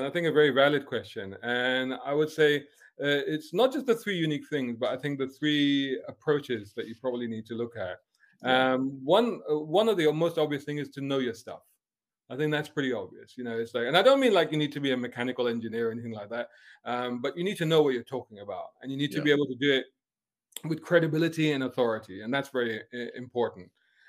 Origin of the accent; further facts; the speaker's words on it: Islington, London, United Kingdom; moved away; Somebody was asking me about my accent, you know. And obviously my accent is the result of living in different places and doing different stuff. And then I think back to, okay, if I had continued to be that kid, you know, born and growing up in Islington in London